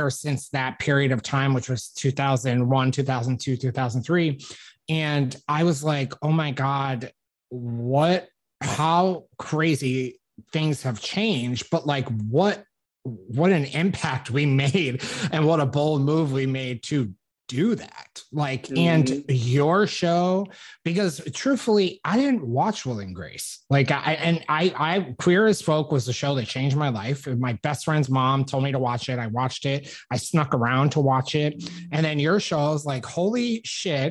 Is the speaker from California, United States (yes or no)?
no; upstate New York, United States; moved away; I was on the radio in upstate New York. I just graduated college. I'd moved back kind of in my hometown